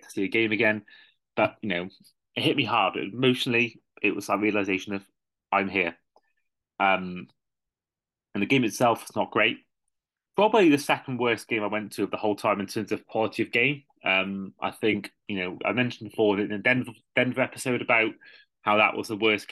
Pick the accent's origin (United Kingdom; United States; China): United Kingdom; I'm from Britain